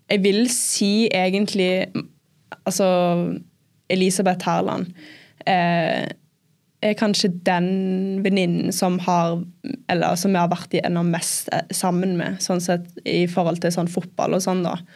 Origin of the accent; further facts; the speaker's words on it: England, United Kingdom; born there; jeg ble født i England